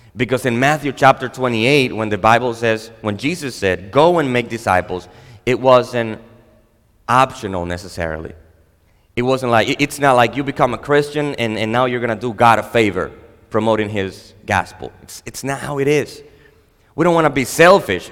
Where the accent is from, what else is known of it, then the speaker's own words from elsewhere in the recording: Dominican Republic; I am a Dominican. I was born and raised in the Dominican Republic